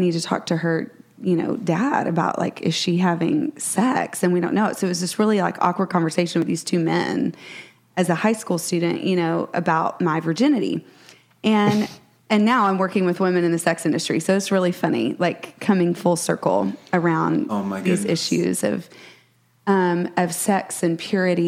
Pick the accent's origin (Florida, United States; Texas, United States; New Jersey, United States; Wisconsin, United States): Texas, United States; Brett and I are both Texans, born and bred. We still live here.